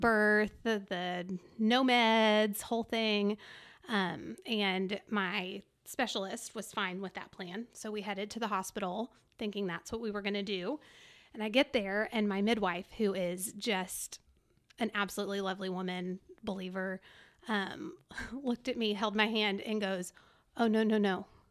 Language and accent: English; Dallas, Texas, United States; also born or lived in Farmers Branch, Texas / Frisco, Texas / College Station, Texas; I grew up in the Dallas area, but my parents moved from Farmers Branch to Frisco in two thousand and three